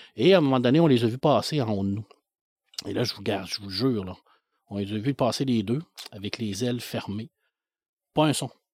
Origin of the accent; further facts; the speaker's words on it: La Baie, Quebec, Canada; je suis né à Ville de l'Abbé